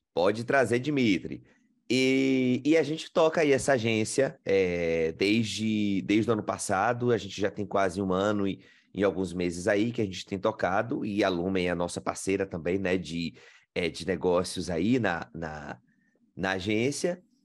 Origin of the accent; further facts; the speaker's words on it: Riachão do Jacuípe, Bahia, Brazil; moved away as an adult; now in Australia; eu sou baiano, do sertão da Bahia, Riachão do Jacuípe.